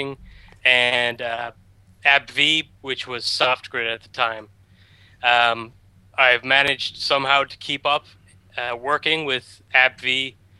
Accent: Galway, Connacht, Ireland; I'm from Galway in Ireland, so it's like a small part of Ireland on the west coast.

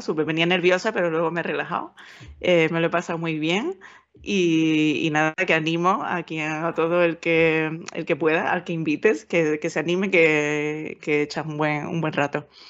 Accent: Seville, Andalusia, Spain; moved away as an adult; also born or lived in Valencia / United Kingdom; el sitio que te llevan de pequeño, cuando estás en Sevilla, te llevan de excursión

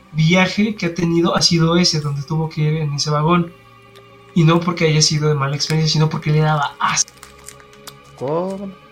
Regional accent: United States; now in Mexico; yo soy de Estados Unidos y mi sangre es europea, pero mi cara dice que soy más mexicano que el taco.

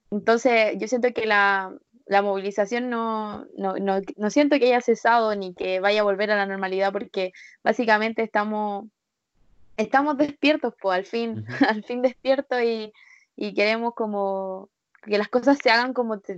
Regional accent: Spain; now in Chile; mi percepción que tú me estás contando de Argentina hacia Chile es la misma percepción que yo tenía siendo española.

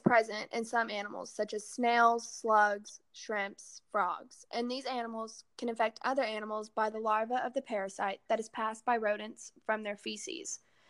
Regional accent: a small town outside of Dallas, Texas, United States; I am from a small town outside of Dallas, Texas.

